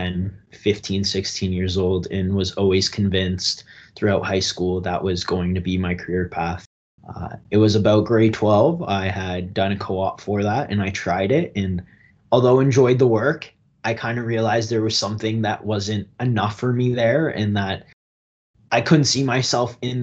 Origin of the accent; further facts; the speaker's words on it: Strathroy, Ontario, Canada; Originally, I grew up in Strathroy, Ontario, a big blue-collar town just outside of London, southwestern Ontario.